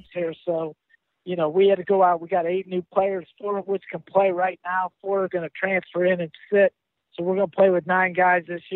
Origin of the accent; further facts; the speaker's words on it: Akron, Ohio, United States; moved away as an adult; now in Pittsburgh, United States; I'm from Akron. It's where my kids went to school, where I went to college, all my friends and family